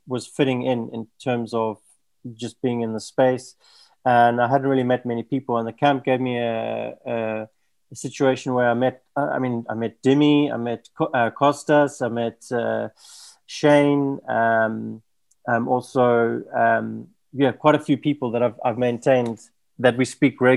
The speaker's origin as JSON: {"language": "English", "country": "South Africa", "also_born_or_lived": "Portugal", "moved": "yes", "lives_now": "Lisbon, Portugal", "said": "I'm in Portugal, from South Africa. Lived in a few different countries, but I'm now living in Portugal, just outside of Lisbon."}